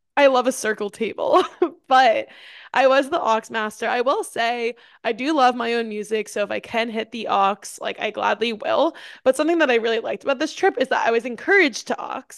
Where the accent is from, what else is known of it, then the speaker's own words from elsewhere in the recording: New York, United States; growing up in New York, I had, like, the fall vibe